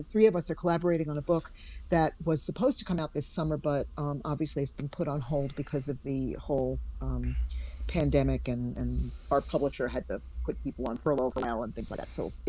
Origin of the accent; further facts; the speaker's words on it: New York City, New York, United States; also born or lived in Manhattan / Bronx; I live in New York City, and I live in the Bronx at the moment, but I'm a native New Yorker, born and raised in Queens, lived in Manhattan for 22 years, now live in the Northwest Bronx.